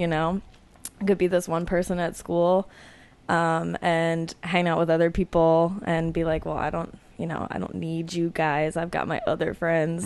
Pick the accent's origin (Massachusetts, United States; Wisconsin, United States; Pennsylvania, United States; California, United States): Pennsylvania, United States; suburbs outside Philadelphia; I grew up outside of Philadelphia in the suburbs